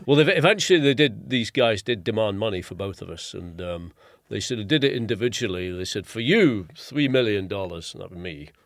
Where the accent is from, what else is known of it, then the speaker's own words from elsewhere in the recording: England, United Kingdom; being English